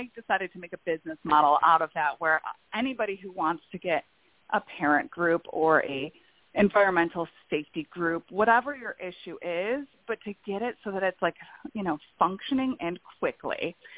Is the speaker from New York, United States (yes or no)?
yes; Buffalo, New York, United States; I'm originally from New York, Buffalo, which is a much more blue-collar area than New York City.